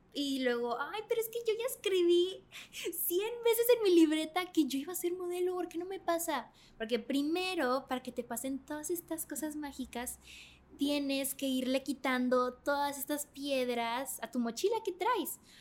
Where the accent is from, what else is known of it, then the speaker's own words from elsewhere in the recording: Mexico; yo era la única mexicana